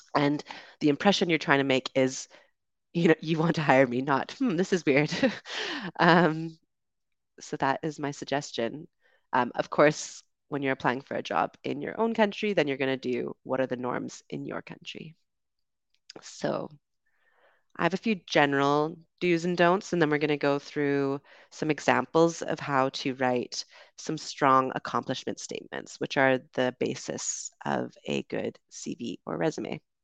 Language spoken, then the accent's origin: English; Canada; moved away as an adult; also born or lived in United Kingdom; I grew up in Canada